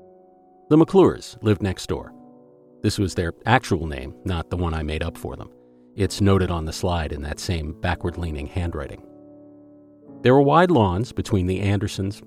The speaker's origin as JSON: {"language": "English", "town": "Philadelphia", "region": "Pennsylvania", "country": "United States", "tie": "born or raised there", "said": "where I grew up in Philadelphia"}